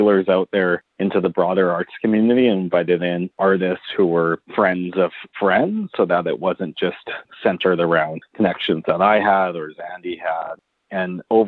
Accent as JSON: {"language": "English", "town": "Winnipeg", "region": "Manitoba", "country": "Canada", "tie": "born or raised there", "moved": "as an adult", "lives_now": "Vancouver, Canada", "said": "I grew up in Winnipeg"}